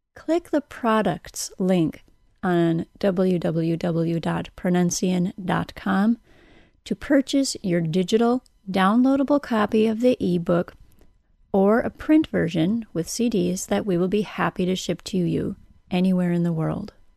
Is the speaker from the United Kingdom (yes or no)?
no; United States; accent: American; my American accent